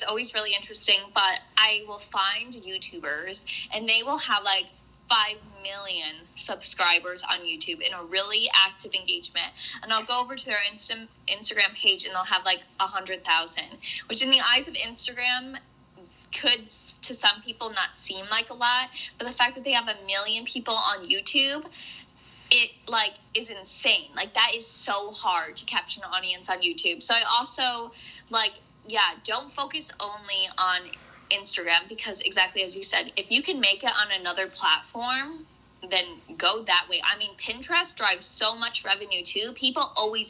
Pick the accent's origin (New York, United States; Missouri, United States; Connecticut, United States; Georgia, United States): Connecticut, United States; moved away as an adult; also born or lived in San Diego, California; Lived in Connecticut all the way from I was born till I was 18